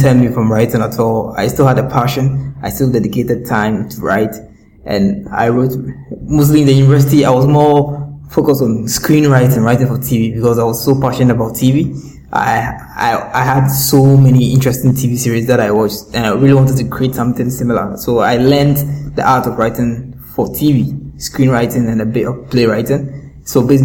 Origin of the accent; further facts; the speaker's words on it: Accra, Greater Accra, Ghana; I was born in Accra, North Kaneshi, to an electrician dad